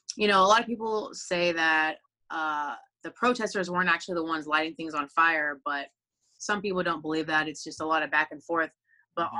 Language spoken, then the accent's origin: English; Texas, United States; I grew up on the Texas independent scene